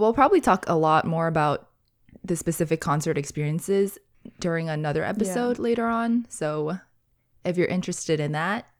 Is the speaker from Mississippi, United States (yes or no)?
no; California, United States; after Vegas, we did go back to California, my home state.